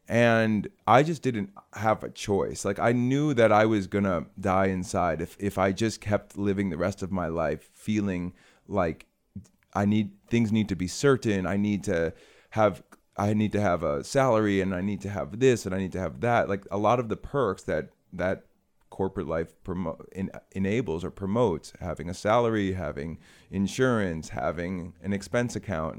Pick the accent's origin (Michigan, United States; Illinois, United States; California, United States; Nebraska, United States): Illinois, United States; Chicago; I'm from Chicago